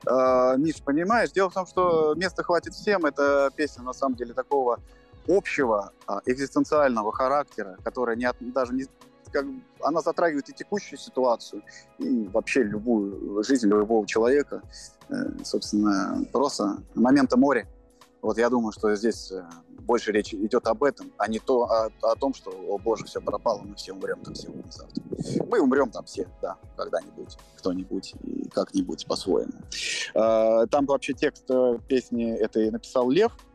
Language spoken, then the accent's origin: Russian; Moscow, Russia; я родился в Москве